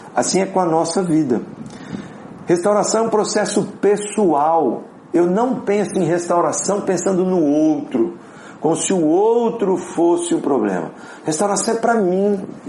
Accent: Apucarana, Paraná, Brazil; moved away; also born or lived in Minas Gerais / Curitiba; eu sou de Apucarana, interior do Paraná

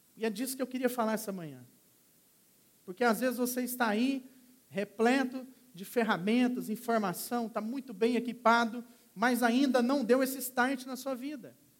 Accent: Minas Gerais, Brazil; moved away; eu era garoto, sou de Minas Gerais, vim da fazenda

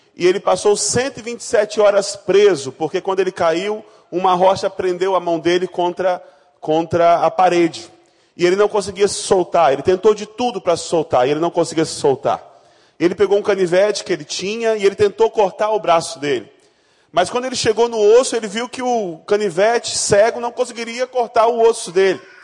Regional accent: Rondônia, Brazil; moved away; eu não nasci no Rio de Janeiro, eu nasci em Rondônia, no estado mais sensacional do nosso Brasil

